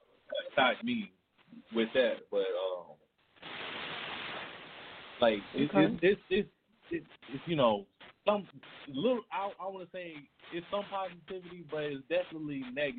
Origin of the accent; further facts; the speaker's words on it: Memphis, Tennessee, United States; now in Cleveland, United States; Well, actually, I'm not from Cleveland, Ohio. I'm from Memphis, Tennessee. But I've been living in Cleveland for like the last past 10 years.